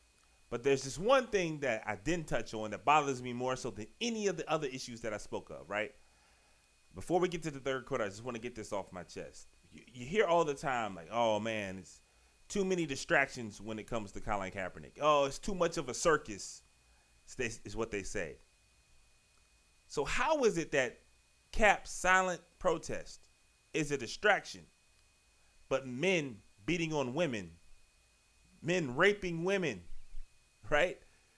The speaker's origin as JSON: {"language": "English", "town": "Richmond", "region": "Virginia", "country": "United States", "lives_now": "Largo, United States", "said": "I'm from Richmond, Virginia, and currently live right outside Washington, D.C., you know, town Largo, Maryland."}